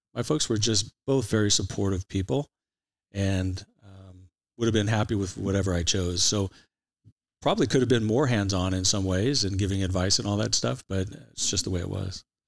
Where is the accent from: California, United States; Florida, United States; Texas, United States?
California, United States; Santa Ana; also born or lived in Irvine, California / Huntington Beach, California; I'm an Orange County guy for all my life. Uh, I grew up in Santa Ana till, uh, I was about a dozen years of age